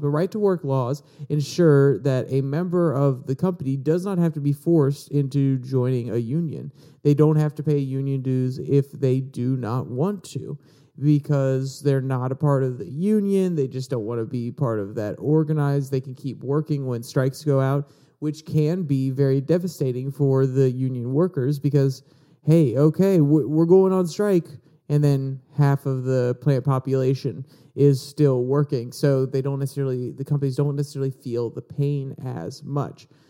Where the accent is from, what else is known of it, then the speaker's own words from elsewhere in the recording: Virginia, United States; I was born in Virginia, which is a right to work state. So I, I grew up underneath these policies